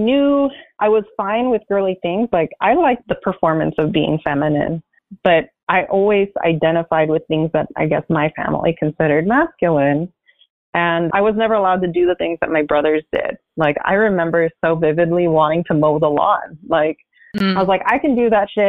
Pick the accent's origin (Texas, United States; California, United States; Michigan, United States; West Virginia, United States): California, United States; San Gabriel Valley; I grew up in the San Gabriel Valley